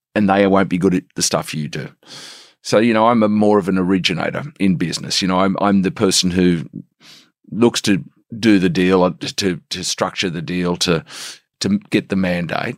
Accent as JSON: {"language": "English", "town": "Sydney", "region": "New South Wales", "country": "Australia", "tie": "born or raised there", "also_born_or_lived": "Lindfield, Sydney / South Africa", "said": "I'm from the Shire"}